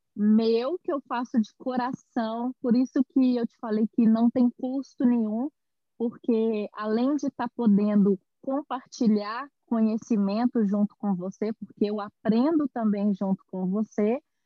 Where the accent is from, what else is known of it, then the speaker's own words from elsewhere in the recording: Belo Horizonte, Minas Gerais, Brazil; moved away as an adult; now in São Paulo, Brazil; eu sou de Belo Horizonte, eu nasci em Belo Horizonte, mas eu moro em São Paulo há quatro anos